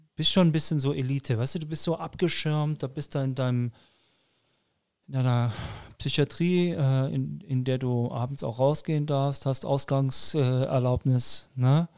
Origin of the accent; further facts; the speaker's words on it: Frankfurt am Main, Hesse, Germany; moved away; also born or lived in Nuremberg; ich bin Hesse. Also ich bin Frankfurter, in Frankfurt am Main geboren, aber mit österreichischem Pass